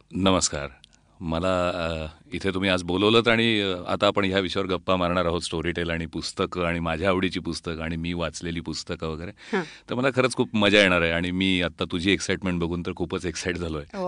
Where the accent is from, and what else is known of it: Solapur, Maharashtra, India; born or raised there; moved away as an adult; also born or lived in Ambajogai, Beed district; now in Pune, India